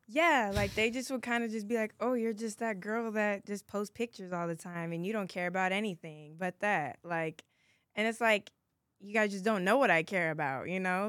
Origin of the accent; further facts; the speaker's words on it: Inglewood, California, United States; I'm from Los Angeles, California, most, more specifically, Inglewood, um, Playa del Rey area